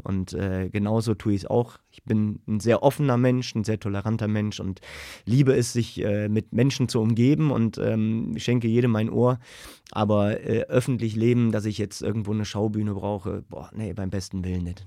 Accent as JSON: {"language": "German", "town": "Königswinter", "region": "North Rhine-Westphalia", "country": "Germany", "tie": "born or raised there", "also_born_or_lived": "Siegburg / Düsseldorf", "said": "ich bin in Siegburg geboren, Königswinter aufgewachsen."}